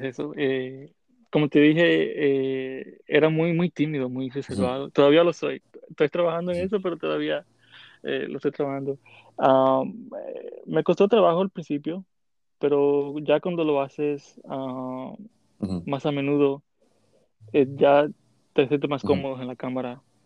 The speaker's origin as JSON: {"language": "Spanish", "town": "Santiago de los Caballeros", "region": "Santiago", "country": "Dominican Republic", "tie": "born or raised there", "moved": "as an adult", "lives_now": "New York, United States", "said": "Nací en la República Dominicana, en Santiago, la República"}